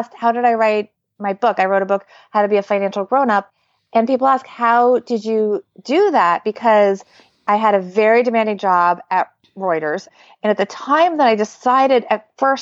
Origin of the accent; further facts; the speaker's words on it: suburban New Jersey, United States; also born or lived in New York City; I was born in New York City, but I really grew up in suburban New Jersey